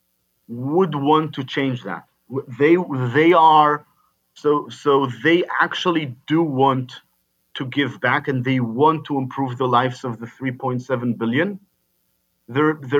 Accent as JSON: {"language": "English", "country": "Israel", "tie": "born or raised there", "moved": "as an adult", "lives_now": "United States", "said": "I come from Israel, born and raised in Israel"}